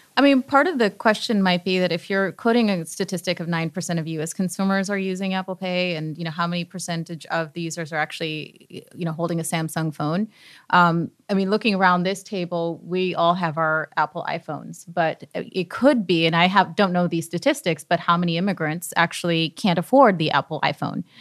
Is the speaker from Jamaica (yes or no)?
no; Canada; now in United States; I'm Canadian, and so we didn't have